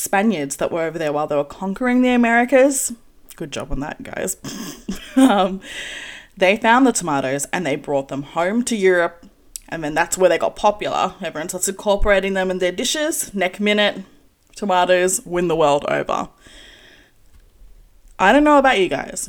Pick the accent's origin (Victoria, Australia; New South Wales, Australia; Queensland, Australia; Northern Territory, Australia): New South Wales, Australia; Sydney; I was born here in Australia in a suburb known as Lakemba